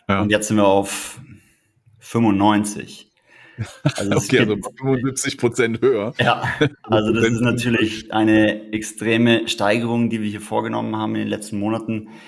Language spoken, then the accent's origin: German; Tyrol, Austria; ursprünglich komme ich aus Tirol. Dort habe ich auch meine Liebe zu den Bergen erlernt